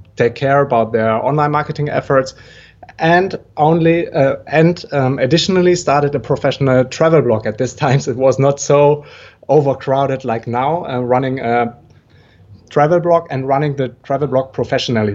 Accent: Germany; moved away as an adult; also born or lived in Brazil; originally I'm from Germany

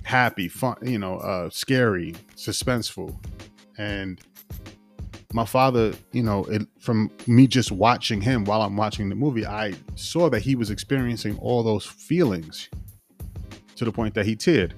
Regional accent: Yonkers, New York, United States; I'm from Yonkers, the area in Yonkers I'm from, the block, the 3-block radius had a lot of, you know, influential artists

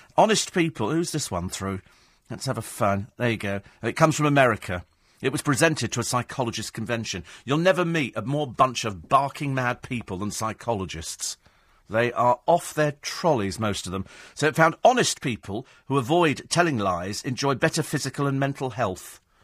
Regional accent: United Kingdom; We're British

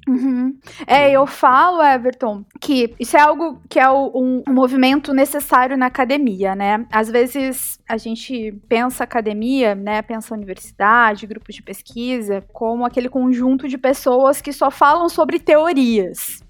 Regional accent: Joinville, Santa Catarina, Brazil; moved away as an adult; now in Florianópolis, Brazil; Eu sou natural de Chuville e vim pra cá em 2013, quando eu fui convocada para assumir o cargo como professora da UFSC

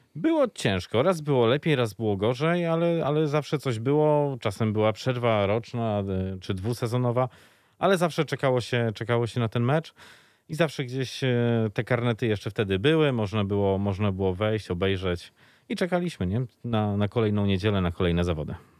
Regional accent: Lublin, Lublin Voivodeship, Poland; jako mały chłopiec e, czekałem w niedzielę już e, pod blokiem na lubelskich LSM-ach

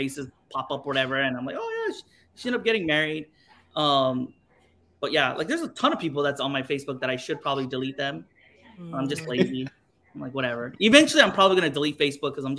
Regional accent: Texas, United States; now in Hawaii, United States; I was raised in Texas, so I'm not really even Korean.

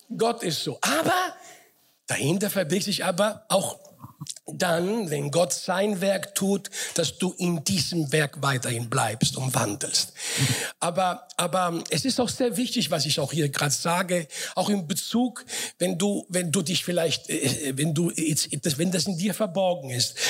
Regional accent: Frankfurt, Hesse, Germany; moved away as an adult; also born or lived in Sicily / Offenbach / Mainz; now in Karlsruhe, Germany; bin groß geworden in Frankfurt.

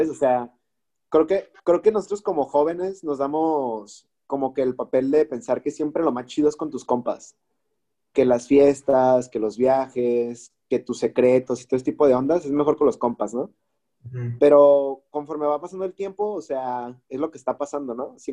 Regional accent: Guadalajara, Jalisco, Mexico; O sea, yo soy tapatío, brother, y, y pues hay que serlo toda la vida.

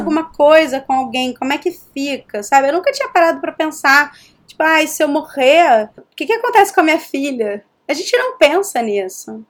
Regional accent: Rio de Janeiro, Brazil; accent: carioca; moved away as an adult; now in New York, United States; eu sou do Rio

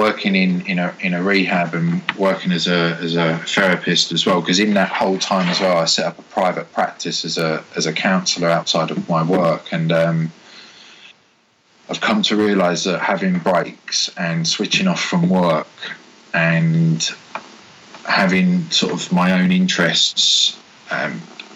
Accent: Hertfordshire, East of England, United Kingdom; moved away as an adult; also born or lived in Bournemouth; I moved back into the hometown of where I had originally moved away from seven years

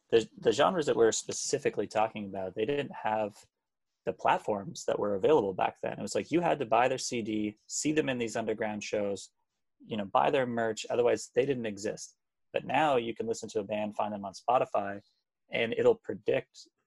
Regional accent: Hamilton, Ontario, Canada; I am from Hamilton, so

